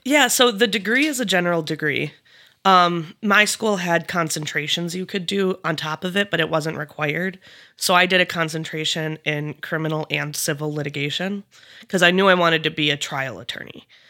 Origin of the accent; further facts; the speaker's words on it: Eau Claire, Wisconsin, United States; moved away as an adult; now in Fergus Falls, United States; I grew up in Eau Claire, Wisconsin